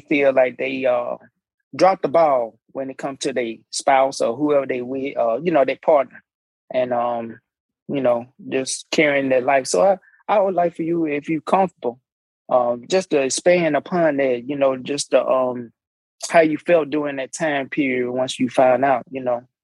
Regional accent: Alabama, United States; I'm I'm from Alabama

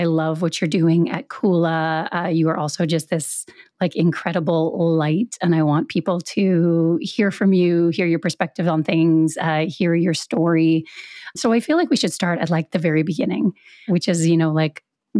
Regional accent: Canada; I grew up here in Canada

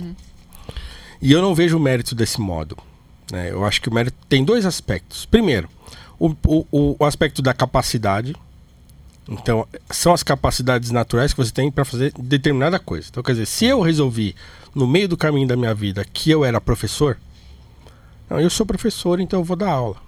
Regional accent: Brazil; nós somos brasileiro, pobre

